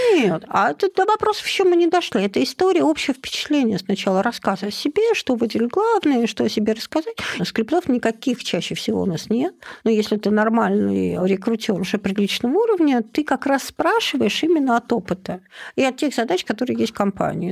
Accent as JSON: {"language": "Russian", "town": "Vologda", "region": "Vologda Oblast", "country": "Russia", "tie": "born or raised there", "also_born_or_lived": "Moscow", "moved": "as an adult", "said": "я из Вологды"}